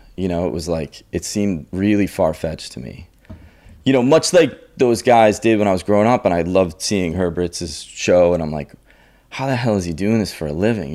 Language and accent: English; Andover, Massachusetts, United States; I grew up in the north shore of, uh, Boston in a town called Andover.